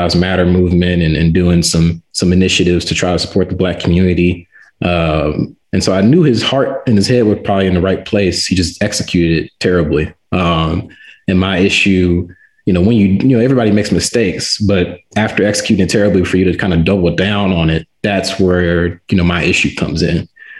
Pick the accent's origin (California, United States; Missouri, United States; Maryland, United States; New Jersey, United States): Missouri, United States; Ferguson; moved away as an adult; now in Las Vegas, United States; I'm from St. Louis, but more specifically, I'm from the neighborhood of Ferguson.